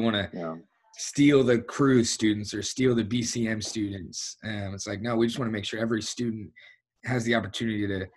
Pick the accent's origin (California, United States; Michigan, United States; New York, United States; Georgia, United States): Georgia, United States; Atlanta; now in Tulsa, United States; I'm from Atlanta, Georgia